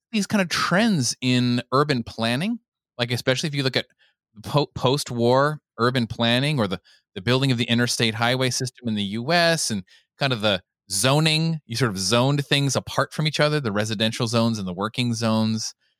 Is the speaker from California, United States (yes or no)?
yes; Southern California, United States; growing up in Southern California